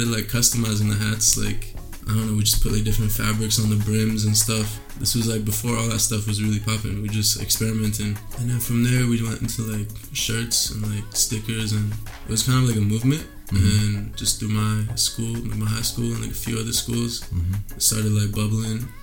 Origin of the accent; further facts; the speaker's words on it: Vancouver, British Columbia, Canada; I'm Persian, but I grew up in Canada, in the west side, in Vancouver